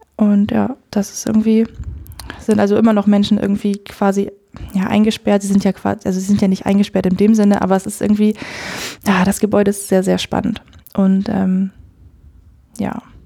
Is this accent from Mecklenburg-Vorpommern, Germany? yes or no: no; Edewecht, Lower Saxony, Germany; Ich komme aus, aus dem Ammerland, aus dem Kirchenkreis Ammerland und äh, da aus der Gemeinde Edewecht